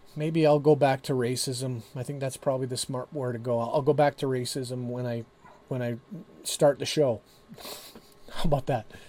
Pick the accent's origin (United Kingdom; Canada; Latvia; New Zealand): Canada; we in Canada